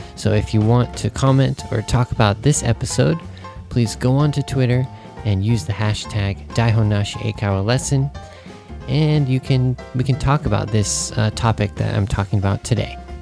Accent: Santa Cruz, California, United States; moved away as an adult; now in Japan; my hometown was a beach town. And even though you know I lived in Santa Cruz, which is you know the beach town

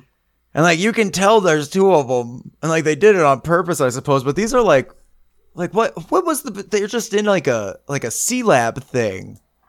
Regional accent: Canada; We're Canadian, eh?

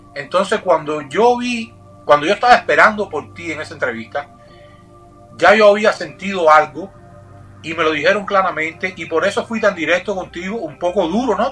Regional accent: Cuba; como cubano

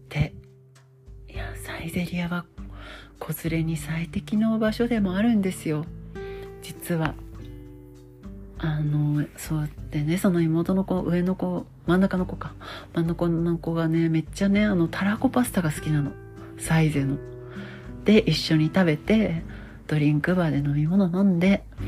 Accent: Hamamatsu, Shizuoka, Japan; moved away; 私の地元はあの静岡県浜松市

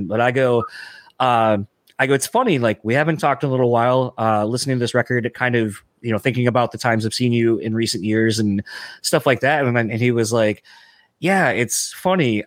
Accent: East Coast, United States; I'm from the East Coast

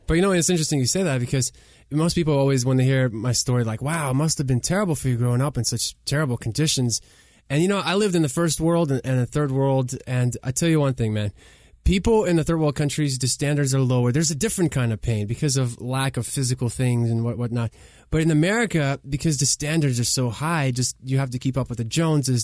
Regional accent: Kyiv, Ukraine; English is a second language; now in United States; We grew up in Kiev, Ukraine, three-bedroom apartment, no washer and dryer

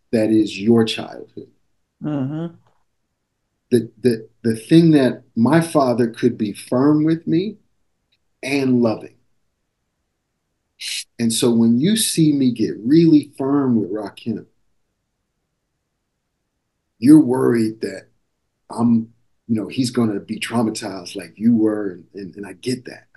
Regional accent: Maryland, United States; moved away; I grew up in Maryland

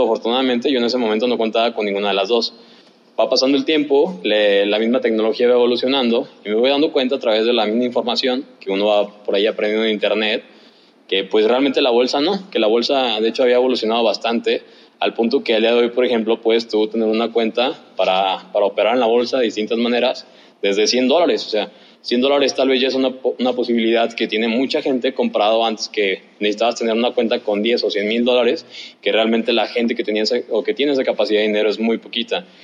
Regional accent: Guadalajara, Jalisco, Mexico; de donde soy, de Guadalajara

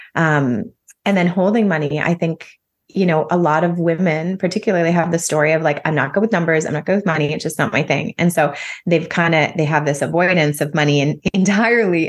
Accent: close to Toronto, Ontario, Canada; moved away as an adult; also born or lived in Calgary, Alberta; now in Nosara, Costa Rica; I'm Canadian. I grew up in close to Toronto, um, Ontario, and then spent a number of years living in Calgary, Alberta

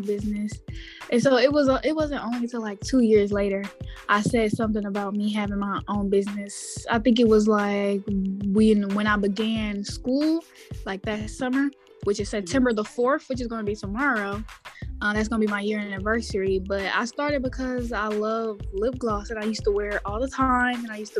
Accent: Houston, Texas, United States; now in Dallas, United States; I am from Houston, Texas. Texas. Now I live in Dallas

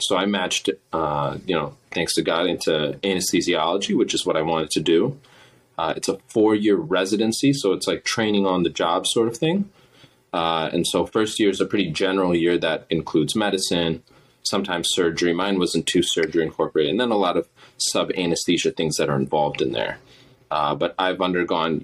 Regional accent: Midwest, United States; I'm from the Midwest area.

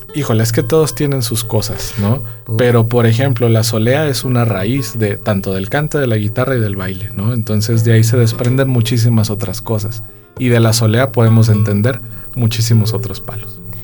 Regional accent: San Luis Potosí, Mexico; en San Luis Potosí y aparte en mi tierra

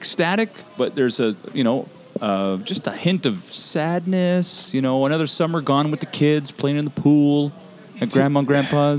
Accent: Elmer, New York, United States; growing up in Elmer

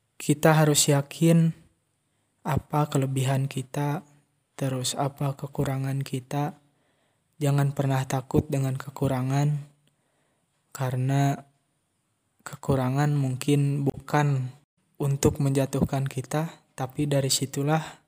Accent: Tasikmalaya, West Java, Indonesia; also born or lived in Ciamis Regency; saya lahir di Kabupaten Tasikmalaya tanggal 13 September tahun 2001

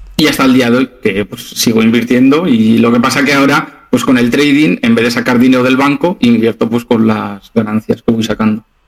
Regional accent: Zaragoza, Aragon, Spain; moved away as an adult; now in Alicante, Spain; mi ciudad natal es Zaragoza, pero por mi trabajo me vine aquí.

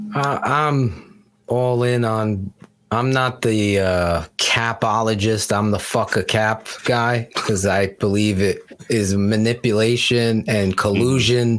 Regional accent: Wallingford, Connecticut, United States; where I grew up in Wallingford, Connecticut

